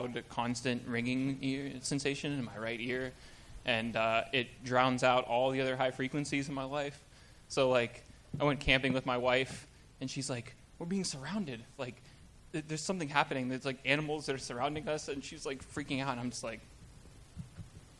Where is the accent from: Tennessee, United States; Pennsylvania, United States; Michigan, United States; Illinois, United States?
Pennsylvania, United States; Washington; also born or lived in New Jersey; I grew up in Washington, Pennsylvania, south of Pittsburgh